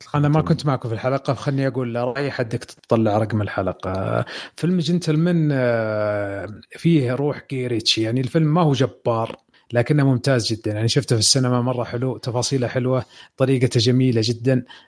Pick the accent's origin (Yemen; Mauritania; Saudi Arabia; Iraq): Saudi Arabia; عندنا في السعوديه